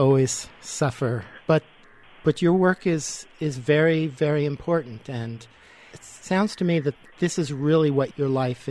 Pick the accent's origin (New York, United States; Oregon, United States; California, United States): New York, United States; New York City; I grew up in New York City. I'm about your age.